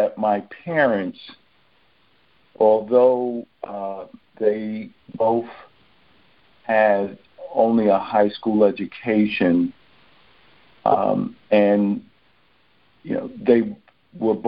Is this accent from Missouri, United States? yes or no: no; New York City, New York, United States; now in Maplewood, United States; I was born and raised in Brooklyn, New York